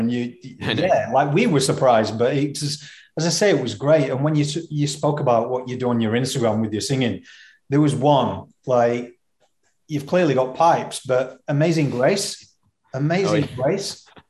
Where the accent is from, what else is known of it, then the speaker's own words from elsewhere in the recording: Yorkshire and the Humber, United Kingdom; I'm a Yorkshire man, obviously.